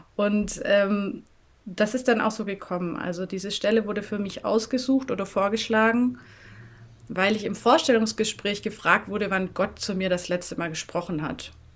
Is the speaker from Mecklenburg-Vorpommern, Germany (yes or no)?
no; Swabian village near Tübingen, Böblingen, Baden-Württemberg, Germany; accent: southern German; moved away as an adult; also born or lived in Rwanda; now in Berlin, Germany; Also ich bin in einem äh, schönen, beschaulichen schwäbischen Dörflein aufgewachsen. Am Rande des Schönbuchs, also in der Ecke bei Tübingen, Böblingen.